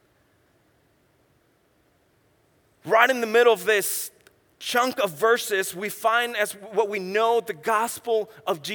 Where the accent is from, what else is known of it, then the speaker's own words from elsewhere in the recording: San Luis Potosí, Mexico; also born or lived in Orlando, Florida / New Mexico / West Texas / California; now in Tijuana, Mexico; I was born and raised in Mexico, central Mexico, in a state called San Luis Potosí